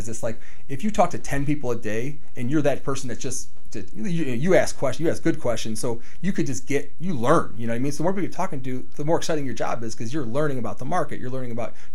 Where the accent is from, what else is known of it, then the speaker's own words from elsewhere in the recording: Cleveland, Ohio, United States; also born or lived in Puerto Rico / South Euclid; I was born in Puerto Rico. My mom moved to Cleveland, Ohio, out of all places in the country. Moved to Cleveland, Ohio. Her family was here. She was born and raised here. So I was 2 years old.